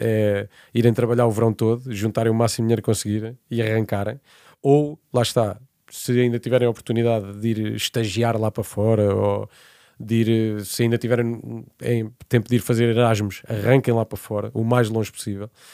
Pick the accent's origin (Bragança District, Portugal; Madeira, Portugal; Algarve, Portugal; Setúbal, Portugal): Algarve, Portugal; Portimão; moved away as an adult; also born or lived in Évora / Lisbon / Spain / Brazil; eu vivi até fora de Portimão, que é de onde eu sou